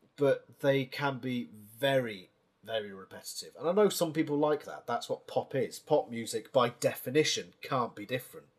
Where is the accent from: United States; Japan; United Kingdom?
United Kingdom; as a British man